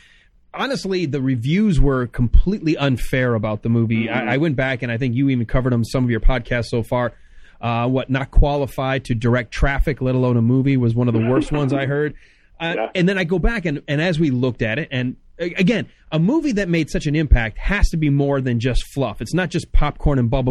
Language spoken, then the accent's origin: English; Michigan, United States; up in Michigan where I grew up